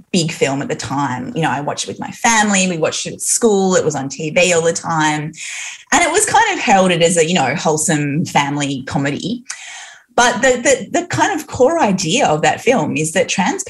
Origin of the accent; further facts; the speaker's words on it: Newcastle, New South Wales, Australia; I was raised in Newcastle